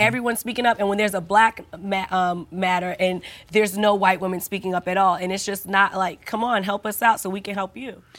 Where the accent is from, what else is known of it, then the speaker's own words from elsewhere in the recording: United States; I'm an American